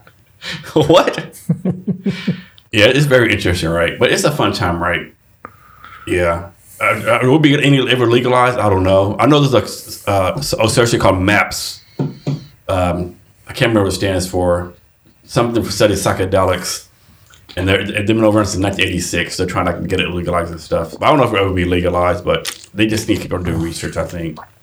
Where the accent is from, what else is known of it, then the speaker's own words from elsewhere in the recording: Texas, United States; I'm from Texas